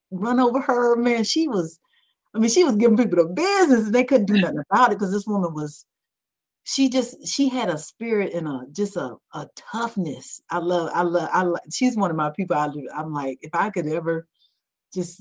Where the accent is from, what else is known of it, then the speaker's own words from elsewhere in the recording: Georgia, United States; I'm from Georgia, I'm a peach through and through